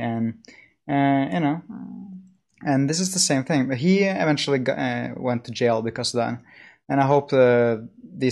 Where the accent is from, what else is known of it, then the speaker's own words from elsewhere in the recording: Norway; I'm a Norwegian.